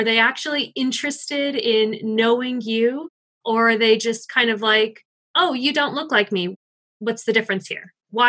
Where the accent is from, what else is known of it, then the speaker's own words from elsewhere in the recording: Los Angeles, California, United States; also born or lived in India; I was born in India, but I came here when I was two and I've lived in Southern California my whole life.